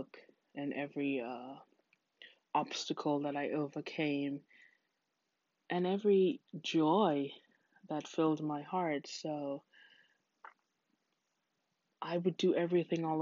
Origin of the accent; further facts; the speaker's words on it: Trinidad & Tobago; moved away as an adult; now in United States; my home country of Trinidad